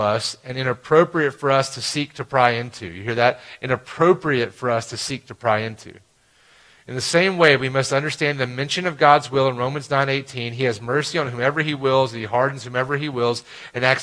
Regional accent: Alabama, United States; I grew up in Alabama, and I played baseball in Alabama.

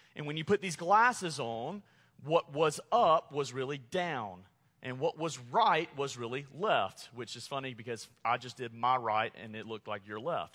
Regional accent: Montgomery, Alabama, United States; moved away; growing up in Montgomery, Alabama

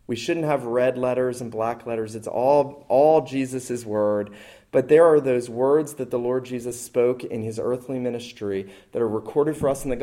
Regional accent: the North, United States; now in the South, United States; growing up in the North, I wasn't taught to observe this

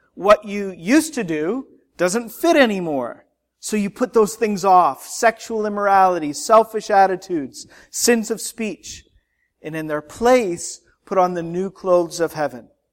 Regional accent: Canada; now in United States; As a Canadian citizen with an American spouse

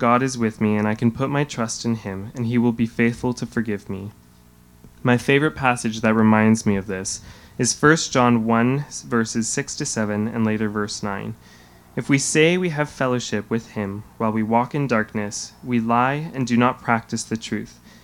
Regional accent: Hamilton, Ontario, Canada; I was born and raised in Hamilton

